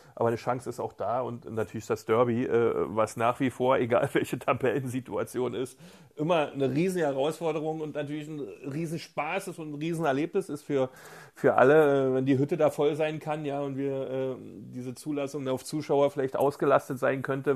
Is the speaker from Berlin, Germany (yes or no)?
yes; Berlin, Germany; ich bin auch Berliner